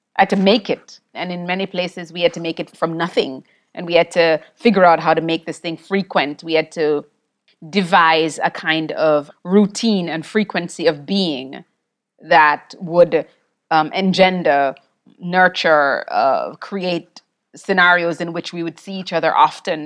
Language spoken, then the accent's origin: English; Jamaica; I grew up in Jamaica